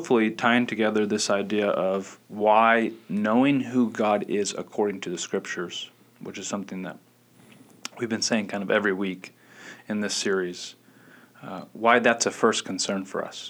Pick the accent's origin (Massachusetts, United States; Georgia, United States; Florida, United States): Georgia, United States; Gwinnett County; you and I grew up in Gwinnett County.